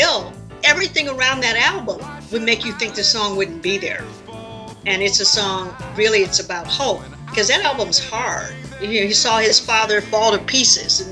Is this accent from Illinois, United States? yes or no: yes; Chicago, Illinois, United States; I'm not from a country, I'm from Chicago.